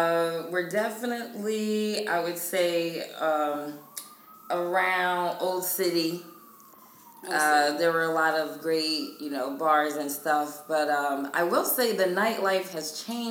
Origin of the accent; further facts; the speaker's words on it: Philadelphia, Pennsylvania, United States; now in New York, United States; I'm from Philadelphia.